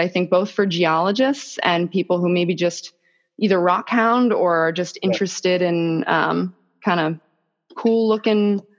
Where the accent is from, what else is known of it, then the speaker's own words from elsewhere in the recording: Boston, Massachusetts, United States; I'm from Boston originally, no accent though. I think that went away a couple years ago.